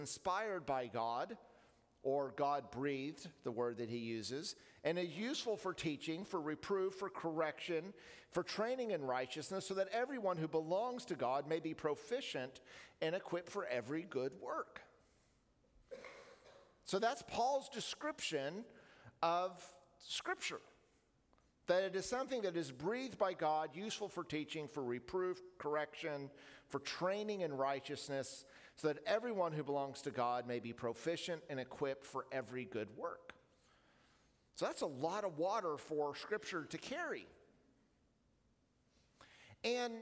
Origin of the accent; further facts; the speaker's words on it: Oklahoma, United States; Growing up in Oklahoma